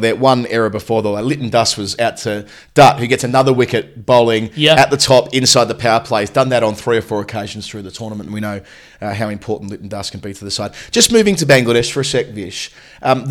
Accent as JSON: {"language": "English", "country": "Australia", "moved": "yes", "lives_now": "London, United Kingdom", "said": "as an Australian from a certain generation"}